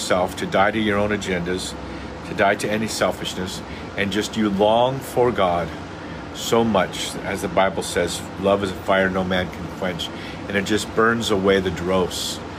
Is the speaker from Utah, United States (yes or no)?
no; Santa Cruz, California, United States; where I was raised in Santa Cruz